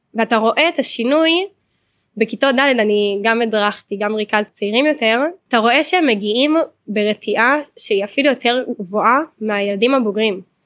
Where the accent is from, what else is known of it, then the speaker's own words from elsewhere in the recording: Hod HaSharon, Central District, Israel; אני מהוד השרון